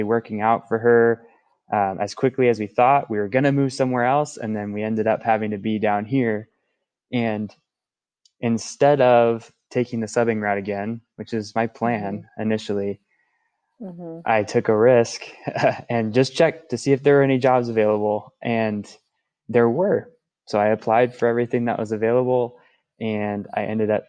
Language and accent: English; Washington, United States; moved away as an adult; also born or lived in Salem, Oregon; now in Medford, United States; I'm originally from Washington, so Oregon's kind of a new spot for me